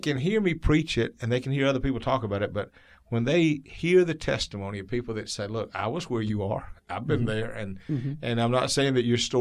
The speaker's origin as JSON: {"language": "English", "town": "Eufaula", "region": "Alabama", "country": "United States", "said": "I was from Eufaula, Alabama"}